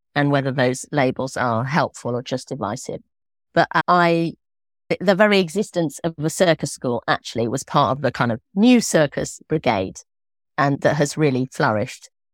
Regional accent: Islip, South East England, United Kingdom; I was born in Islip in Oxfordshire to two medieval historians.

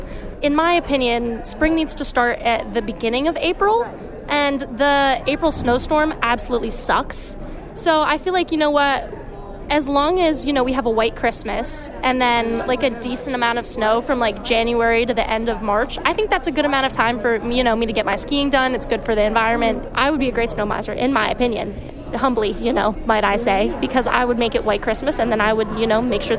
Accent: New York City, New York, United States; moved away as an adult; now in Canton, United States; I am a sophomore here at St. Lawrence University, and I am from Manhattan, New York.

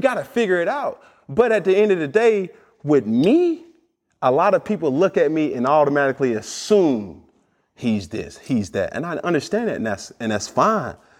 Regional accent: Atlanta, Georgia, United States; I'm from Atlanta, Georgia

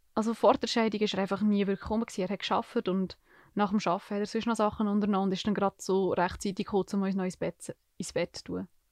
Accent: Niedergösgen, Solothurn, Switzerland; ich bin seit ich mich erinnern zu Niedergösgen aufgewachsen

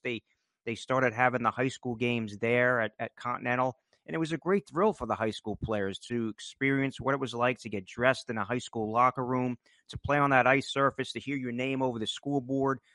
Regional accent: New Jersey, United States; born and and raised. Uh, went to school there

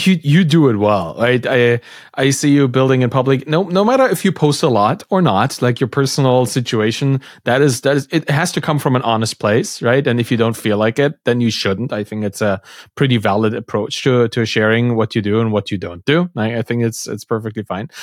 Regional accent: East Germany, Germany; I come from, like, a East German kinda cultural

